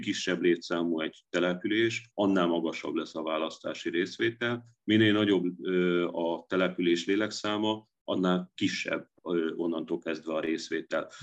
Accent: Dunajská Streda, Trnava Region, Slovakia; moved away as an adult; now in Budapest, Hungary; én 1999-ben érettségiztem Dunaszerdehelyi gimiben, és én utána jöttem át előbb jogot, majd politológiát tanulni Budapestre

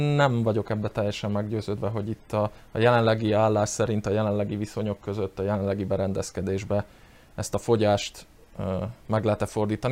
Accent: Upper Hungary, Felvidék, Slovakia; én itthon is, külföldön is, bárhol is büszkén vállalom, hogy felvidéki magyar vagyok

